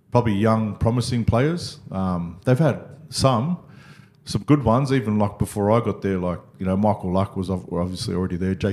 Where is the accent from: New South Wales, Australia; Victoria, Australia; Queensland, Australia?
New South Wales, Australia; Parramatta; like I was, you know, born and raised in Parra.